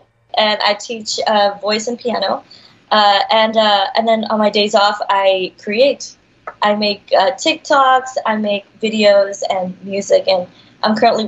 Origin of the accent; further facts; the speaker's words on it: Dubai, United Arab Emirates; now in Los Angeles, United States; So I was born in Dubai